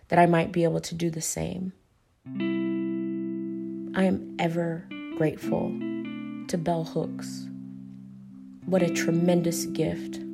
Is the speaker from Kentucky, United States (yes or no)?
yes; Paducah, Kentucky, United States; now in Lexington, United States; I'm originally from Paducah, Kentucky, which is about an hour away from Hopkinsville, Kentucky